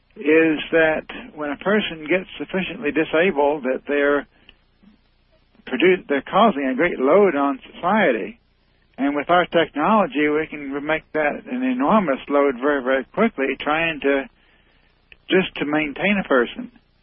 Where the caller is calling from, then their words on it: Indiana, United States; I'm calling from Indiana.